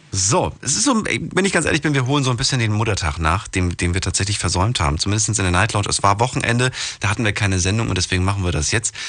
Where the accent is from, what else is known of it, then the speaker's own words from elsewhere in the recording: Thuringia, Germany; moved away; bei uns in Thüringen